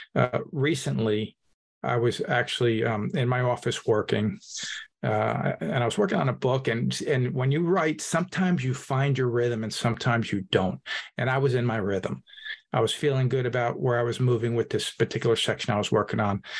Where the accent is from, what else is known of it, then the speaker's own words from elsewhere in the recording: Hudson County, New Jersey, United States; I'm an Italian from Hudson County, New Jersey.